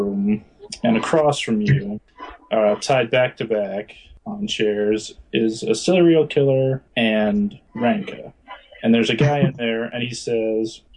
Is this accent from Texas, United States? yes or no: no; Rockledge, Florida, United States; now in Provo, United States; I'm originally from Rockledge, Florida